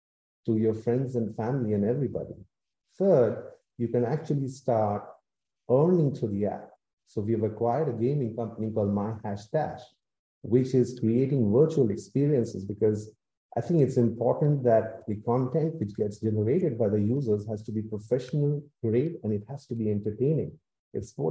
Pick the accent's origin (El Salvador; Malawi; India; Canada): India; I'm actually from India